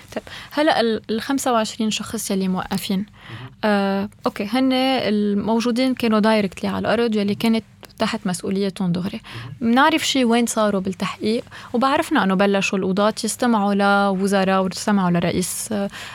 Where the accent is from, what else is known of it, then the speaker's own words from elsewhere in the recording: Lebanon; نحن كلبنانيه